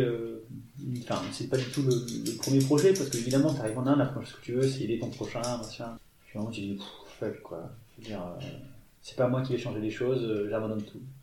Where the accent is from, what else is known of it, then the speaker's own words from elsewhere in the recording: Toulon, Provence-Alpes-Côte d'Azur, France; moved away as an adult; also born or lived in India; now in Grenoble, France; Moi, j'ai grandi en Provence, euh, du côté de Toulon, sur les hauteurs de Toulon